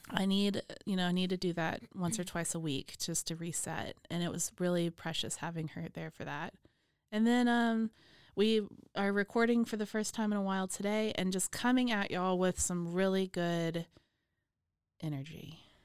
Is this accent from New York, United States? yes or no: no; Waco, Texas, United States; also born or lived in Austin; even moving back to Waco, when I came back from Austin, I had my parents' old house